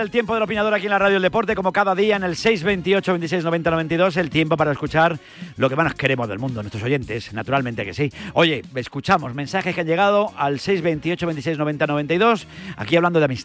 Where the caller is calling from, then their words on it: Getafe, Community of Madrid, Spain; de Getafe.